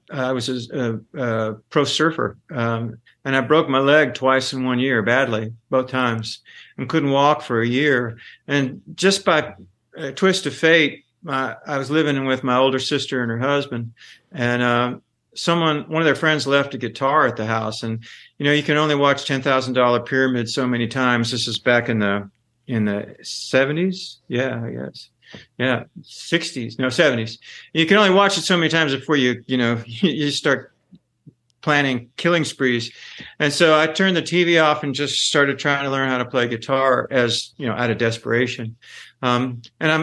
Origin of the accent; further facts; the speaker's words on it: Pensacola, Florida, United States; accent: Southern; now in Athens, United States; Right now I'm in Athens, but I grew up in Pensacola